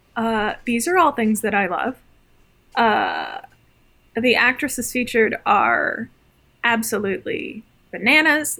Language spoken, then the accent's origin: English; Midwest, United States; growing up in the Midwest